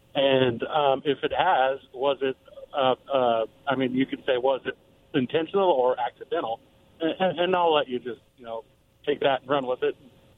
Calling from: West Richland, Washington, United States; I'm outside of West Richland.

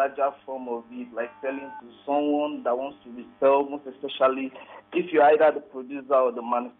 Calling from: Ikeja, Lagos, Nigeria; I'm calling from Ikeja.

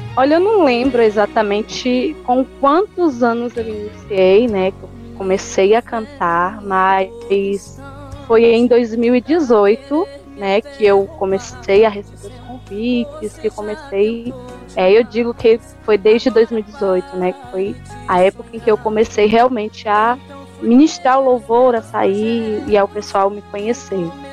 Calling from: Jequié, Bahia, Brazil; eu falo da cidade de Jequié, na Bahia. Tenho 23 anos

